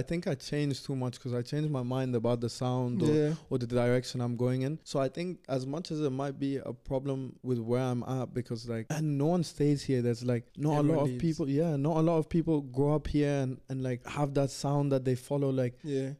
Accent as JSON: {"language": "English", "country": "India", "said": "and then also I'm Indian, you know? It's like mad confusing as well culturally."}